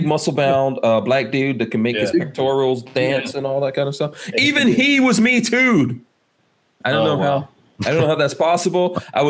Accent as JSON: {"language": "English", "town": "Flint", "region": "Michigan", "country": "United States", "said": "I'm from Flint, Michigan. I've seen many young black men who were provoked into violence."}